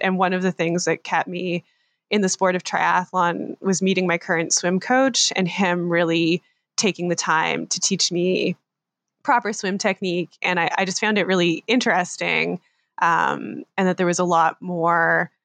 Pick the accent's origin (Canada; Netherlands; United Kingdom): Canada; I'm a Canadian triathlete based just outside of Toronto in Ontario